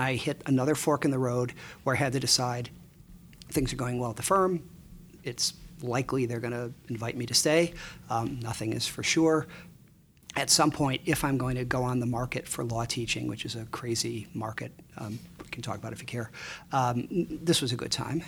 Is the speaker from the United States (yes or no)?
yes; Chicago, Illinois, United States; moved away as an adult; also born or lived in Ann Arbor; I grew up in Chicago. Um, yep. I grew up on the north side, about a mile from Wrigley Field